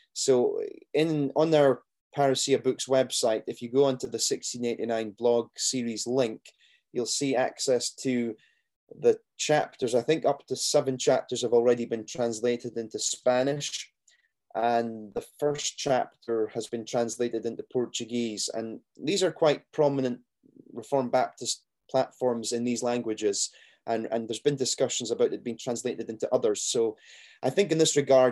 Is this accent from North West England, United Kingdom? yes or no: no; Scotland, United Kingdom; me being Scottish